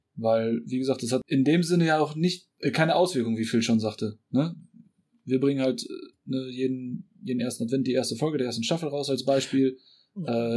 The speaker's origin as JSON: {"language": "German", "town": "Gdańsk", "region": "Pomeranian Voivodeship", "country": "Poland", "tie": "born or raised there", "moved": "yes", "lives_now": "Germany", "said": "Heimatland. Oder beziehungsweise Geburtsort Danzig."}